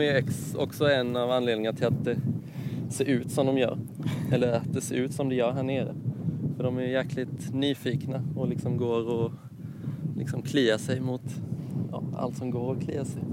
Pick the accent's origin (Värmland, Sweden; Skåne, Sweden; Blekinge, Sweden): Blekinge, Sweden; Karlskrona; moved away as an adult; also born or lived in Gothenburg / Copenhagen; jag är från Karlskrona från början